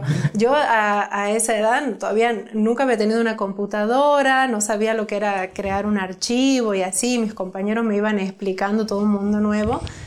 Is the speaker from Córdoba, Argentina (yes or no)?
no; Santiago del Estero, Argentina; yo soy de Argentina de, he nacido en una provincia que se llama Santiago del Estero